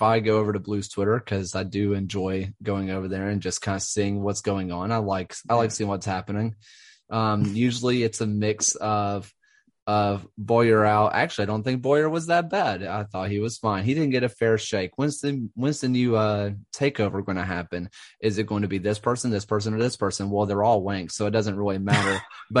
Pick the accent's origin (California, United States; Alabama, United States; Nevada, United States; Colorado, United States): Alabama, United States; Birmingham; I never said I was American. I just said I was from Birmingham.